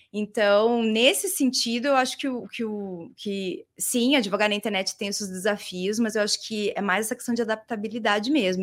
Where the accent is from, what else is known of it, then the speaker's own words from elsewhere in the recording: Curitiba, Paraná, Brazil; eu sou de Curitiba, uma curitibana, mas não sou curitiboca